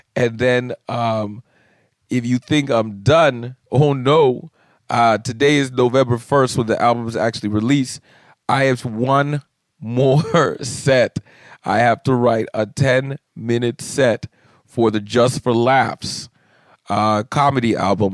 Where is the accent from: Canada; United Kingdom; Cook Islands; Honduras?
Canada; being a Canadian comic